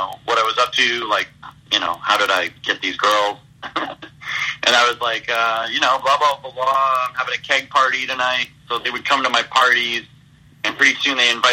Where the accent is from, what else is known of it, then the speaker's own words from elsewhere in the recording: about an hour west of Toronto, Ontario, Canada; my hometown, which is about an hour west of Toronto